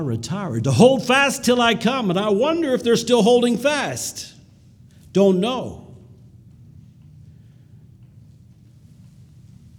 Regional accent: United States; we as American Mennonites

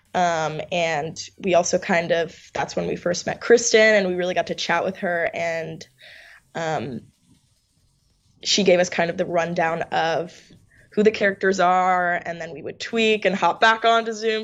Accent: New York, United States; also born or lived in Finland; I'm from New York, born and raised

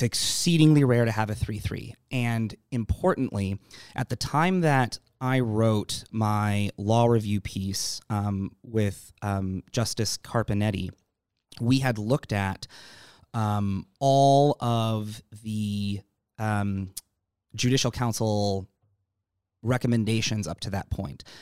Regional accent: Anchorage, Alaska, United States; moved away as an adult; now in San Diego, United States; Raised in Alaska. My family moved me up here when I was nine, ten months old, and I was raised in Anchorage

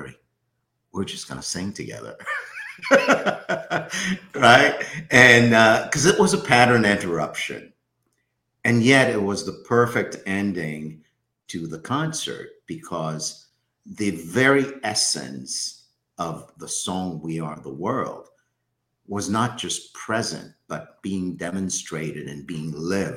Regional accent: Haiti; So I'm from Haiti.

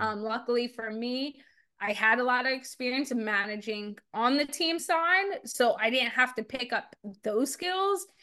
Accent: New Jersey, United States; also born or lived in Arkansas; I grew up in New Jersey and in South Jersey

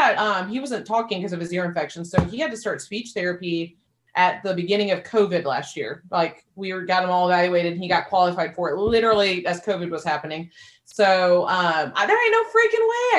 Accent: Missouri, United States; moved away as an adult; also born or lived in Nashville; all of our family's from Missouri. We're both from Missouri. And so we live here.

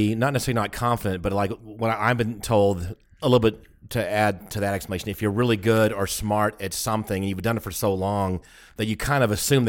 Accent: Texas, United States; Oh, my God. I'm from Texas. We know that.

